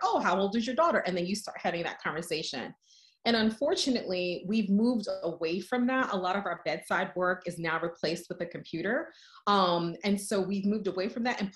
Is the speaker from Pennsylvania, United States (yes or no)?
no; New York City, New York, United States; moved away; I'm originally from the Bronx, I'm from New York